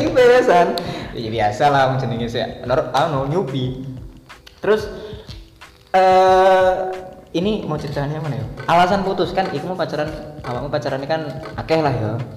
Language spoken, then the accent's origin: Indonesian; Banyuwangi, East Java, Indonesia; Kita lah sebagai orang Jawa Timur, kita tinggal di Jawa Timur. Banyuwangi tepatnya